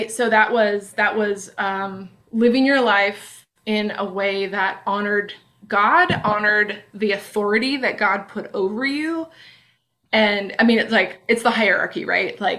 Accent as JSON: {"language": "English", "region": "Pacific Northwest", "country": "United States", "tie": "born or raised there", "said": "So anyway, so yeah, I grew up in the Northwest"}